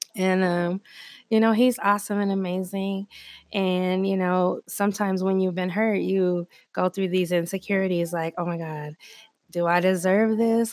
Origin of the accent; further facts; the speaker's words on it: Denver, Colorado, United States; I grew up in Park Hill in Colorado